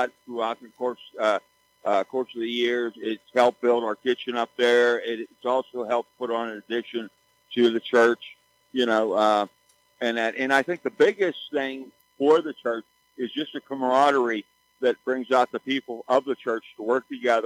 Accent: McKeesport, Pennsylvania, United States; also born or lived in Grandview; I grew up in McKee Sport over in 10th Ward section. Then I moved to Grandview.

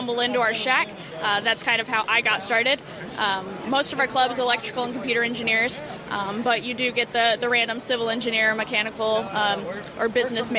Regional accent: Dallas, Texas, United States; also born or lived in Missouri; I'm from Dallas, Texas

